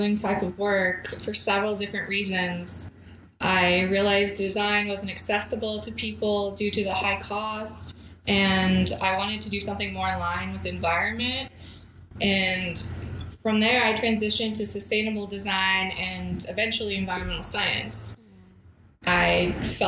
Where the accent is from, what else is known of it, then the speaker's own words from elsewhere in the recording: Yankton Sioux Reservation, South Dakota, United States; also born or lived in Oregon / Southwest United States (Tucson area, Arizona); now in Arizona, United States; I grew up on a small reservation in South Dakota along the Missouri River